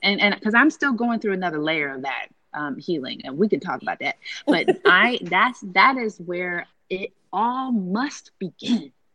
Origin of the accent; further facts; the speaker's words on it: Fostoria, Ohio, United States; I was raised in Fostoria, Ohio.